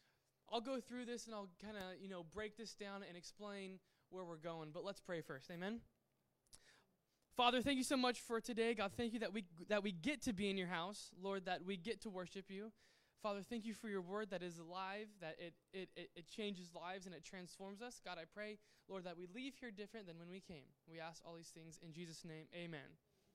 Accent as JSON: {"language": "English", "town": "Yuba City", "region": "California", "country": "United States", "tie": "born or raised there", "also_born_or_lived": "Sacramento, California / Napa, California", "said": "So I was born in Sacramento. Lived there for like 2 years. And then I moved to a town called Yuba City."}